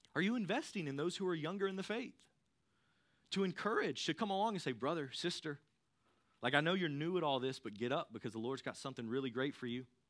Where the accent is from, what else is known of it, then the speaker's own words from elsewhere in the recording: Thomasville, North Carolina, United States; I grew up in the Thomasville area. I went to Ledford.